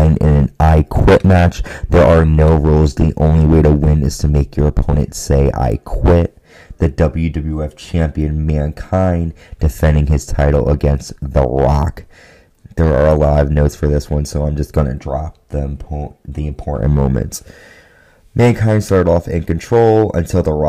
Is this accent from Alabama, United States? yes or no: no; Connecticut, United States; in Connecticut, my home state